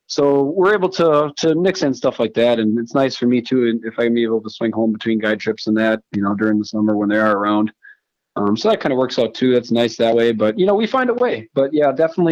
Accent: Green Bay, Wisconsin, United States; I grew up in Green Bay

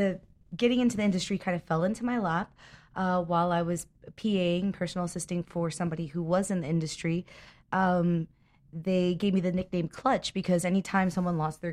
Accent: Miami, Florida, United States; moved away

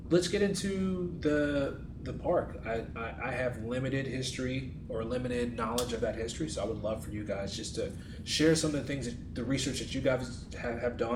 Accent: New York, United States; moved away; I'm originally from New York, so my New York vernacular

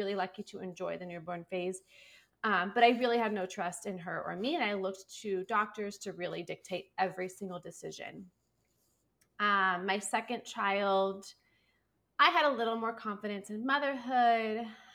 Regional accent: California, United States; now in Phoenix, United States; I am from California

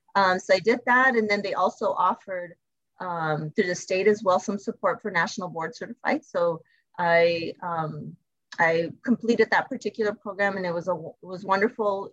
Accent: El Paso, Texas, United States; I'm originally from El Paso

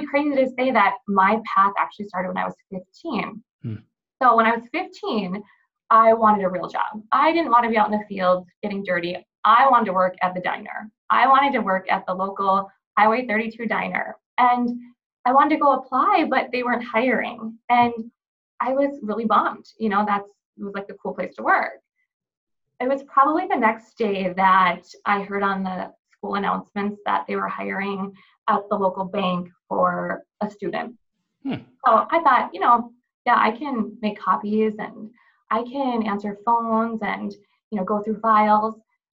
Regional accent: Walhalla, North Dakota, United States; now in Fargo, United States; Originally, I'm from Walhalla, which is about 3 hours north of Fargo.

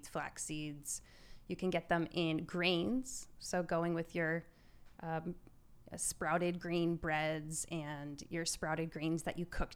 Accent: Maryland, United States; now in Glendora, United States; I grew up in Maryland

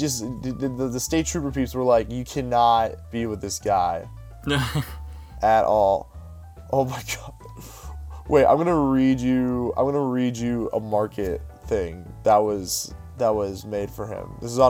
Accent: Pittsburgh, Pennsylvania, United States; Yeah, we're from Pittsburgh

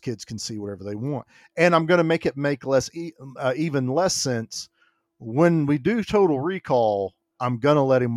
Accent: the Bible Belt, United States; I was raised in the Bible Belt.

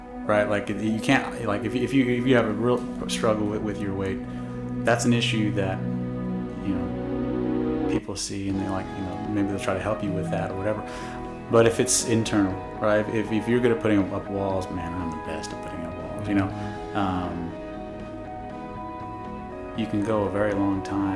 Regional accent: Corona, California, United States; moved away as an adult; now in College Station, United States; I'm from originally from Corona, California

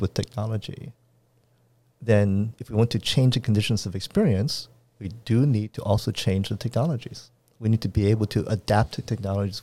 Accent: Washington, District of Columbia, United States; moved away; also born or lived in Arizona / Montreal; I was born in Washington, D C

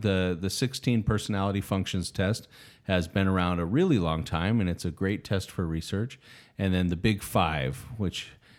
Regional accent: Utah, United States; Yes, I'm from Utah.

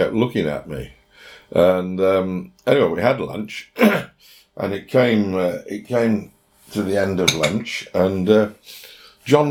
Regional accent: England, United Kingdom; also born or lived in Yorkshire; as an Englishman

